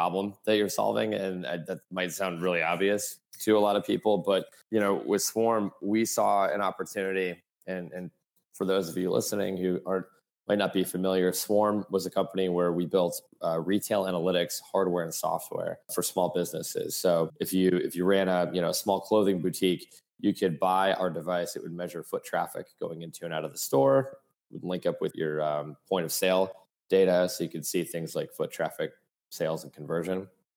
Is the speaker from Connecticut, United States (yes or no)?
yes; Fairfield, Connecticut, United States; also born or lived in Florida; now in New York City, United States; I grew up on the mean streets of Fairfield, Connecticut